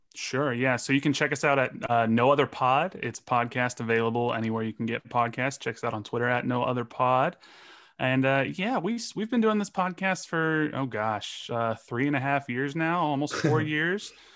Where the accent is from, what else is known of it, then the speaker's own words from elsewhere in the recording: Los Angeles, California, United States; moved away as an adult; now in Kansas City, United States; I grew up in Los Angeles. I'm born and raised in L